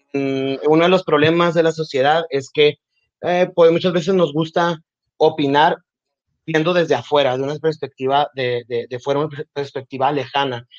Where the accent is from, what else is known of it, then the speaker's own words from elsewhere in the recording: Nogales, Sonora, Mexico; nací en Nogales, Sonora. he vivido aquí toda mi vida